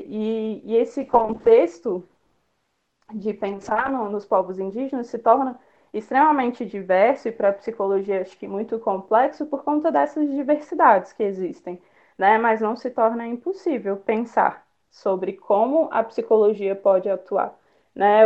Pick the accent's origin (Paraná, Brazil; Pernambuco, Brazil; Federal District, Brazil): Federal District, Brazil; Brasília; moro em Brasília, nasci em Brasília